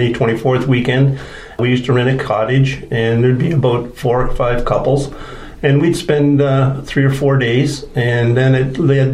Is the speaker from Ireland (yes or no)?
no; Toronto, Ontario, Canada; now in Wasaga Beach, Canada; I was born in Toronto in a little town there called Mount Dennis, Ontario